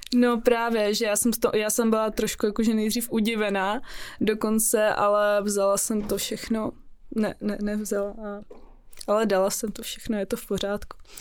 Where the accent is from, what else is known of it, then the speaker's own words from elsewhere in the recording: Prague, Czechia; also born or lived in Russia; jsem z Prahy, narodila jsem se tady, ale jinak moje rodina je z Ruska